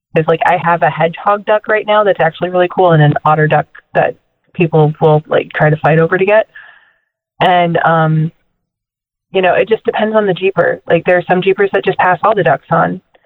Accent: Orillia, Ontario, Canada; also born or lived in Alabama; I'm from Ontario, Canada, but I went to school at Auburn

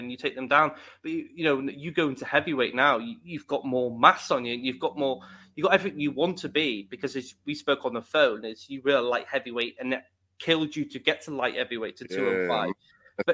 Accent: United Kingdom

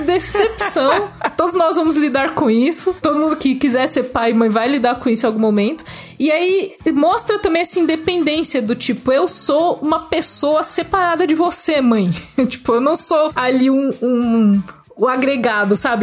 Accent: Brazil; Eu cresci no Brasil

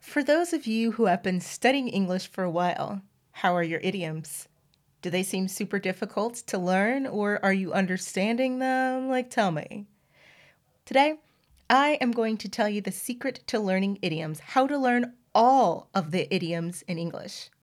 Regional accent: the South, United States; I'm from the South, and we have our own phrases

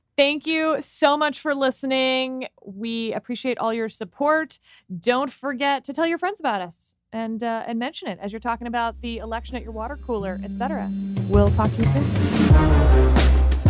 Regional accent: Houston, Texas, United States; I am from Houston.

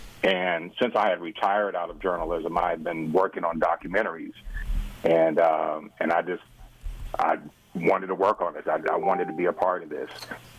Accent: Chicago, Illinois, United States; moved away; also born or lived in Michigan (near Detroit) / Indiana; And so I lived in Indiana for a portion of my life. I was born in Michigan, right outside Detroit, and I was also raised in Chicago.

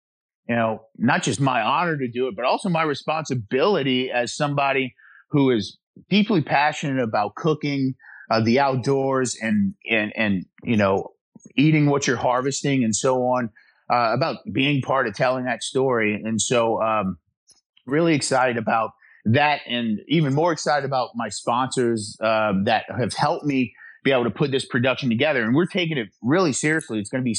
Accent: South Louisiana, United States; I was born and raised in South Louisiana.

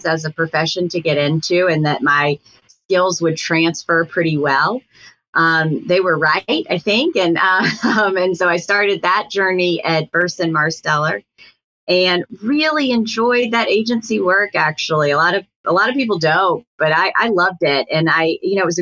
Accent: Atlanta, Georgia, United States; moved away as an adult; also born or lived in New Hampshire; a real civil rights hero was my hometown congressman

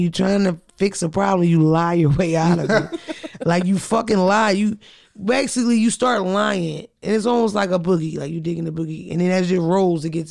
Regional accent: Philadelphia, Pennsylvania, United States; I'm from Philly.

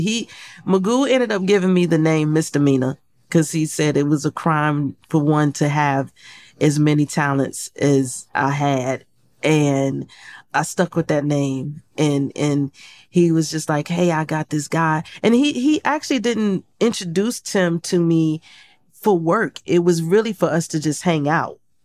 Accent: Portsmouth, Virginia, United States; moved away; I grew up in Portsmouth, Virginia

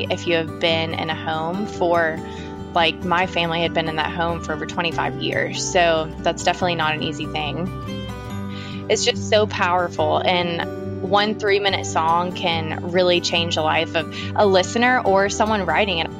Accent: Nashville, Tennessee, United States; I am from Nashville, Tennessee, and I'm a singer-songwriter, born and raised in Nashville

